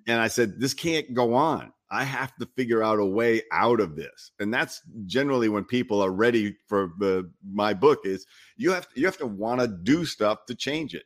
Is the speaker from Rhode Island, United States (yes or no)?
yes; Rhode Island, United States; moved away as an adult; also born or lived in Los Angeles; I grew up in Rhode Island in a small town